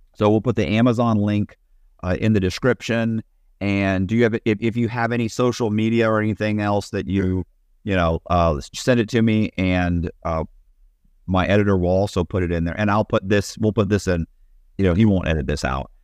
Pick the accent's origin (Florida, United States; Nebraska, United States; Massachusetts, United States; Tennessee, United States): Florida, United States; Tampa; I'm from Tampa